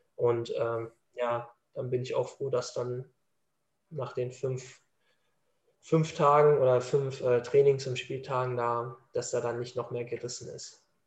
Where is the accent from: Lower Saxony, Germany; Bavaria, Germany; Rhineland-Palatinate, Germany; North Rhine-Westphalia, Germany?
North Rhine-Westphalia, Germany; Dortmund; ich bin Dortmunder Junge